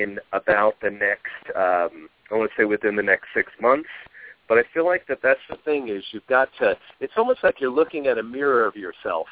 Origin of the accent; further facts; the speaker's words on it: New York, United States; now in Arizona, United States; I'm from New York originally myself. I'm in Arizona